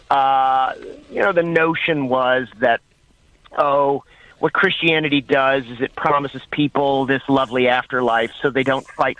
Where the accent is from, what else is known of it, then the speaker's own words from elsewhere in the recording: the South, United States; I'm from the South, and of course, you know, it's a big seller, that series of books.